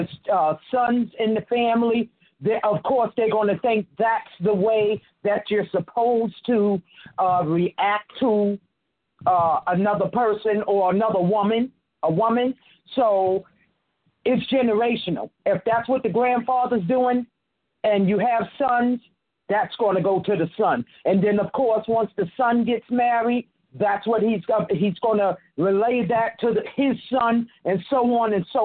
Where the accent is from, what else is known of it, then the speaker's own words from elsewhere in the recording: New York City, New York, United States; I am a native New Yorker. So I am from New York City, the borough of, I'm representing the borough of Queens